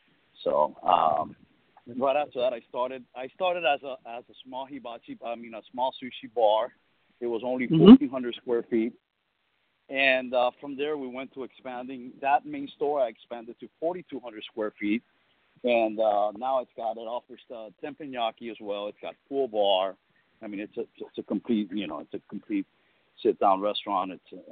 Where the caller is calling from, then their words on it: Miami, Florida, United States; Miami, Florida.